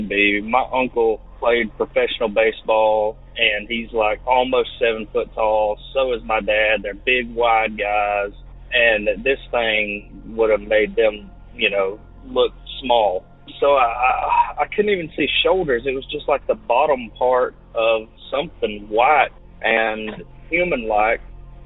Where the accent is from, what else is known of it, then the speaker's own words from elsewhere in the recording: Alabama, United States; I'm from Alabama.